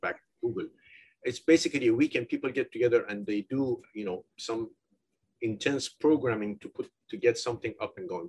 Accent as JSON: {"language": "English", "country": "Iran", "also_born_or_lived": "United Kingdom / United States", "moved": "as an adult", "said": "I'm originally from Iran"}